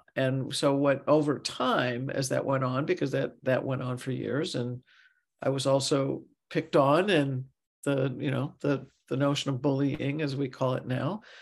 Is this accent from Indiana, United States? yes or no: no; St. Louis, Missouri, United States; I grew up in Missouri, Saint Louis